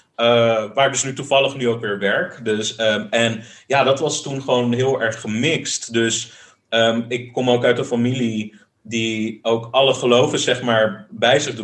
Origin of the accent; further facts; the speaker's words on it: The Hague, South Holland, Netherlands; moved away as an adult; also born or lived in Tokyo; now in Rijswijk, Netherlands; ik ben wel echt een Hagenees. Ja, ja, Ik, ik ben in Den Haag geboren, getogen, gestudeerd.